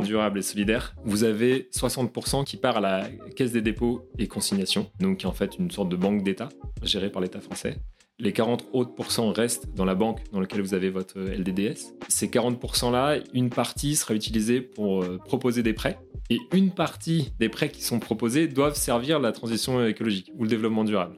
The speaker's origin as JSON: {"language": "French", "region": "Brittany", "country": "France", "said": "je suis breton d'origine"}